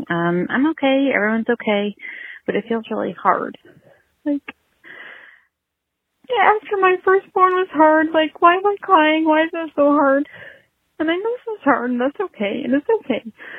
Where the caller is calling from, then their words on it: Greenfield, Massachusetts, United States; Hi, Allison and Daniel. … from Greenfield, Massachusetts.